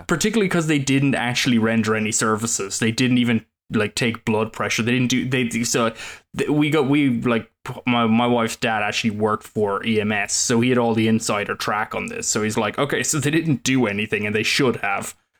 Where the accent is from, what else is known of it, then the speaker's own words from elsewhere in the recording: Ireland; now in United States; that's just part of being Irish